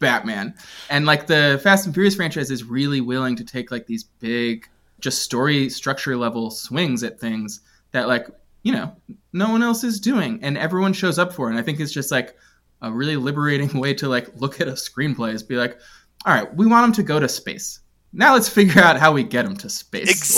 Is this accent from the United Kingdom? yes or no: yes; London, United Kingdom; moved away; I was living in England at the time. I grew up in, I grew up in London.